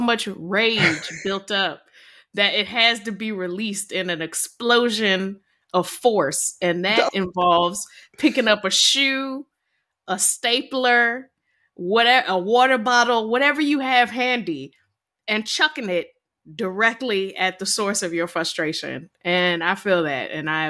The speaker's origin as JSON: {"language": "English", "region": "Virginia", "country": "United States", "said": "I'm from Virginia."}